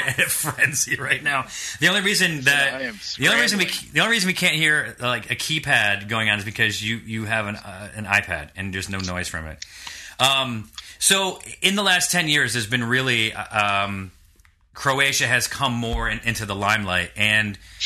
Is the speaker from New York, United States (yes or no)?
yes; New York, United States; I was born in New York.